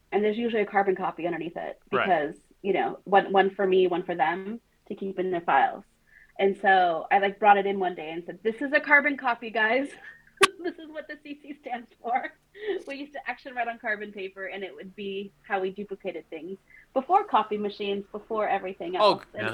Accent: Modesto, California, United States; I grew up in Modesto

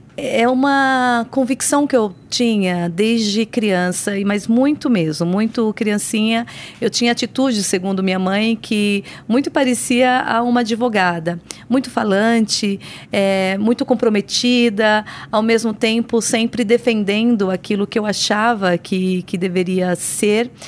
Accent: São Paulo, Brazil; also born or lived in Paraíba; Eu nasci no Nordeste, no estado da Paraíba, mas eu vim muito pequena para a cidade de São Paulo

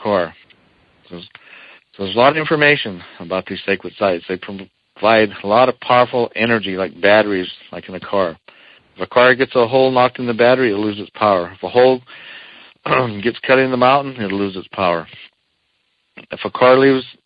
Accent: Eastern Shoshone Nation, Wind River Indian Reservation, Wyoming, United States

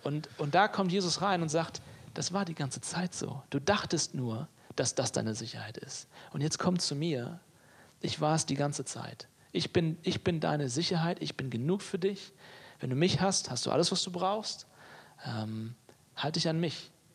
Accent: Hamburg, Germany; moved away as an adult; now in Leipzig, Germany; ich bin Hamburger in meinem Herzen. Ne? Also ich, ich komme ich komm von hier, ich bin hier geboren, aufgewachsen

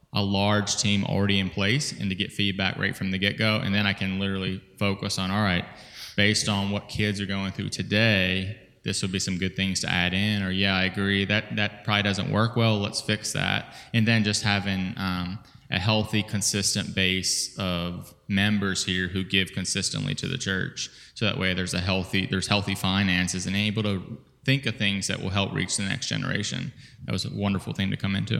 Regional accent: Virginia, United States; moved away as an adult; lived in Virginia all my life until I moved here back at the end of November

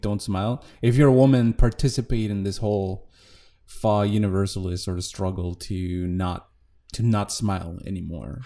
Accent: Mexico; I'm a musician from Mexico.

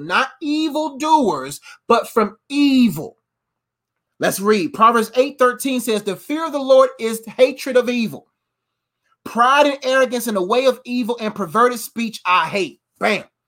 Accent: United States; Before I'm an American man, I'm a kingdom man.

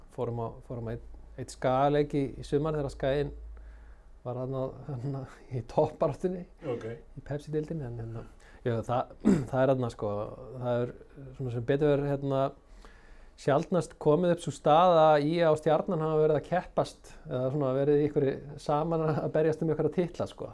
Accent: Garðabær, Capital Region, Iceland; also born or lived in Akranes; Ég er þarna uppalinn á Akarnasi og við flyttjum í, í Garðabæn þegar ég er nýjára gammal

